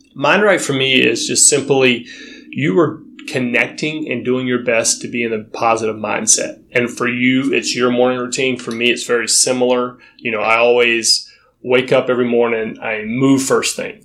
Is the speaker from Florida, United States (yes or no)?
yes; North Florida, United States; now in Los Angeles, United States; I'm from North Florida